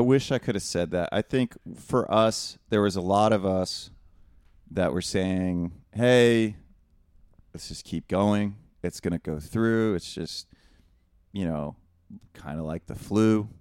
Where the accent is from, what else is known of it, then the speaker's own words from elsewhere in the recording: Northwest Ohio, United States; we're from Northwest Ohio. Neither of us grew up with money